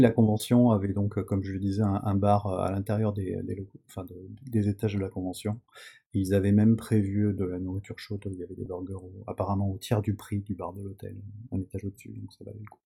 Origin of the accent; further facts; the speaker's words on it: France; chez nous en France